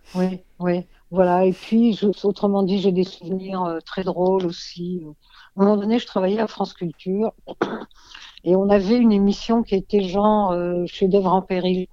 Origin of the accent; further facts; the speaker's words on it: Egypt; moved away; je suis née en Égypte